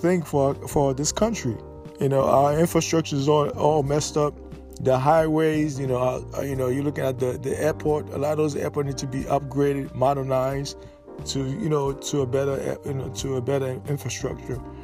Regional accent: New York City, New York, United States; I grew up in New York City.

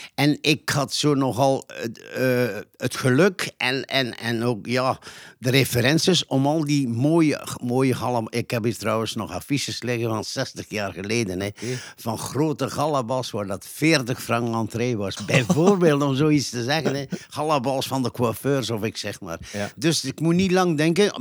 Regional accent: Nazareth, Flanders, Belgium; also born or lived in Ghent; ik ben in het midden van de Nazaretse bossen op een boerderijtje geboren

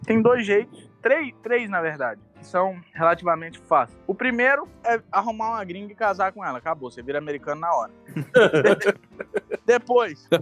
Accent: Brazil; moved away as an adult; now in United States; sou do Brasil

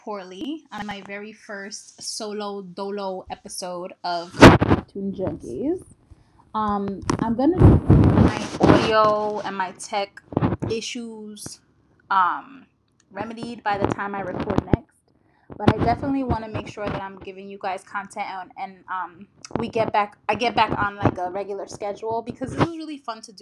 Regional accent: New Jersey, United States; an East Coast child who was born and raised in New Jersey.

